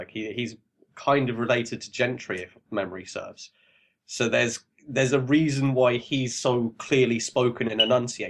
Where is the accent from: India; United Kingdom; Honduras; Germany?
United Kingdom; England; "No, seriously, man, I'm from England. Listen to my voice, and there's no reason for me to lie to you."